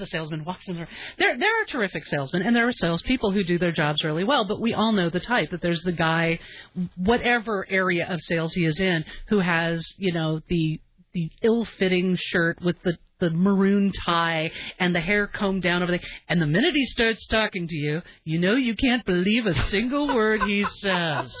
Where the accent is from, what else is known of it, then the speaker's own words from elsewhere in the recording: Southern California, United States; moved away; I grew up in Southern California, and um, I moved here because of the weather